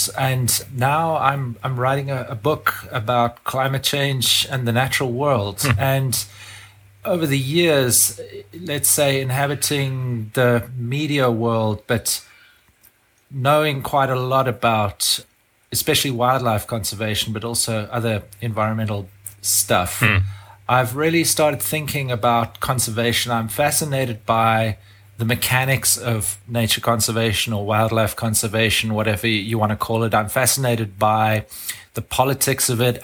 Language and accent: English; South Africa; I grew up in South Africa